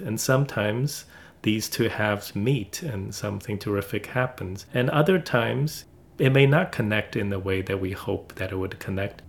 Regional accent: China; now in United States; China, my home country

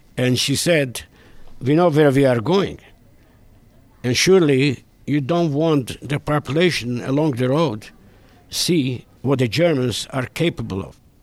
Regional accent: Israel; moved away as an adult; also born or lived in Debrecen, Hungary; now in Pittsburgh, United States; I was born in Debrecen, Hungary, February 5th, 1938. But I grew up in Israel

